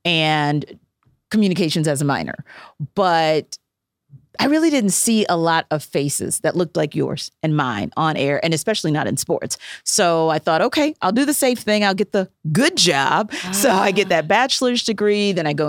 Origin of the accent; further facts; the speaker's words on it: the South, United States; Oh, it's football. Because I'm from the South.